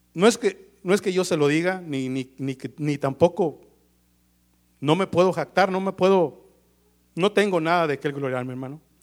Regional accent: Mexico; como todo mexicano

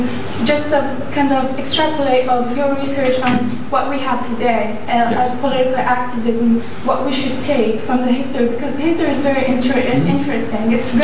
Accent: Algeria; we as Algerians of today

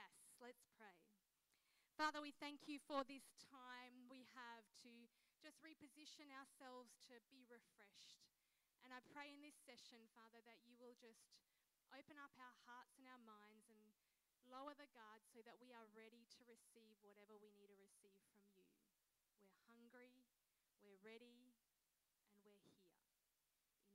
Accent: Mildura, Victoria, Australia; now in Adelaide, Australia; I grew up in Mildura, Victoria.

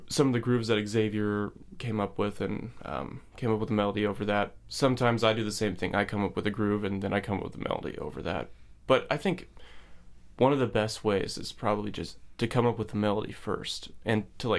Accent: San Francisco, California, United States; now in Seattle, United States; I'm from Bernal Heights, San Francisco

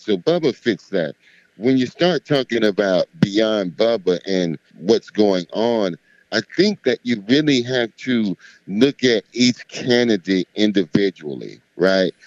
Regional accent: Miami, Florida, United States; I'm from Miami

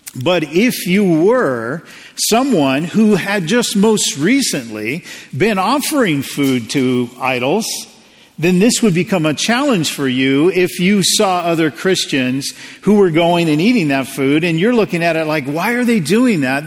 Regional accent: United States; as an American

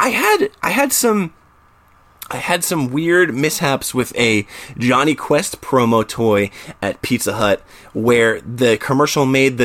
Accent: New Jersey, United States; also born or lived in Staten Island, New York City; I grew up in New Jersey, but I was born in New York City, and so Staten Island to be specific

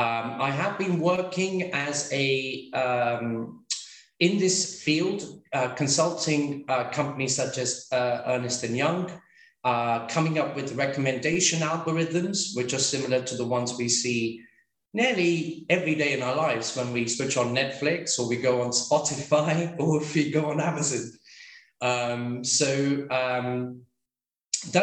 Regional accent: London, United Kingdom; also born or lived in India; I was born in London, but I've lived between India and the UK. Whilst I was doing my schooling.

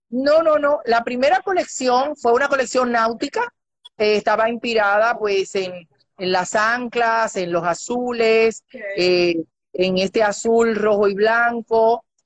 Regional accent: Dominican Republic; decimos los dominicanos mal hablados

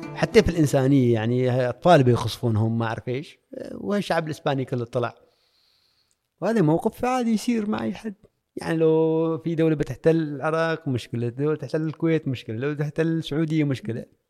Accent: Oman; moved away as an adult; also born or lived in Spain; سالني انت من وين قلت لهم من عمان

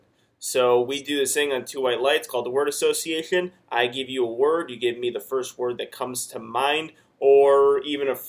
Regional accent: Chicago, Illinois, United States; moved away as an adult; now in Houston, United States; I'm from Chicago. Just moved to Houston yesterday.

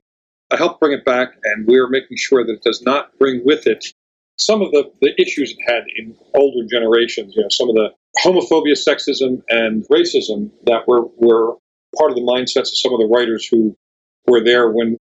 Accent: Philadelphia, Pennsylvania, United States; moved away as an adult; also born or lived in Bucks County, Pennsylvania; now in San Diego, United States; I grew up in Philly. I lived in Bucks County, Pennsylvania for years

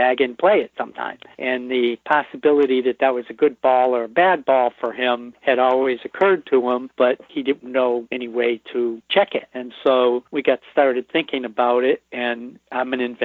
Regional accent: Springfield, Massachusetts, United States; I was born in Springfield, and I've been in the Western Mass area for most of my life

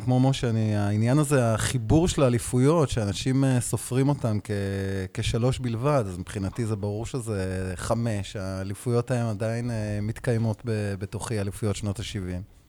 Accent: Beersheba, Southern District, Israel; גדלתי בבאר שבע

